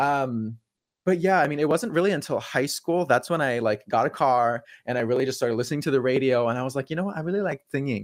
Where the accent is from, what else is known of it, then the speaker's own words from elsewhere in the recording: California, United States; moved away; where I grew up in California